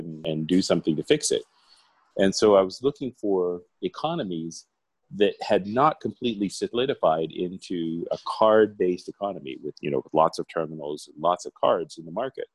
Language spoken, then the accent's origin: English; Arizona, United States; moved away as an adult; now in Mexico; I was born in Arizona